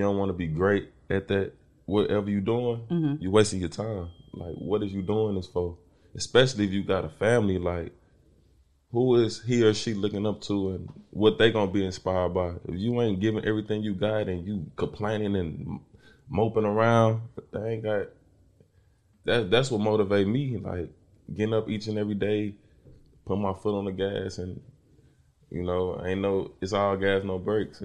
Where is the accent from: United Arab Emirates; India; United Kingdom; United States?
United States; East St. Louis, Illinois; moved away